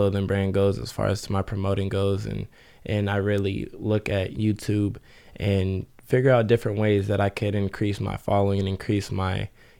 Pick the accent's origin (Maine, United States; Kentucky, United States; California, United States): California, United States; Ventura; I'm actually from Ventura.